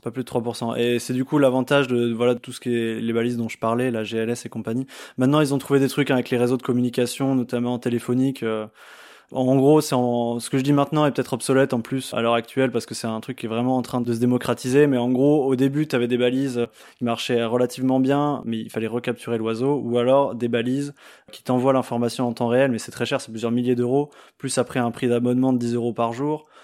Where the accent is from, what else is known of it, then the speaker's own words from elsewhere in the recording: France; chez nous en France